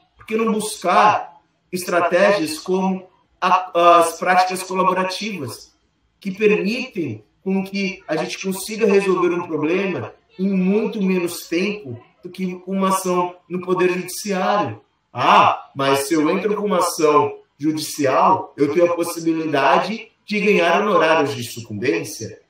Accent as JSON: {"language": "Portuguese", "country": "Brazil", "said": "eu, que sou brasileiro"}